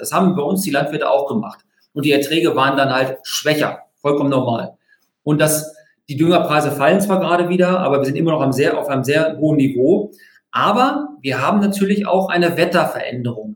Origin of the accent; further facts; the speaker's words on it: near Hanover, Lower Saxony, Germany; ich komme aus der Nähe von Hannover